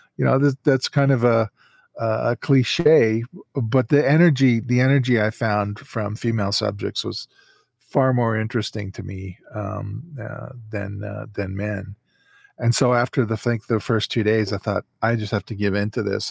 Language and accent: English; Calgary, Alberta, Canada; in my hometown here.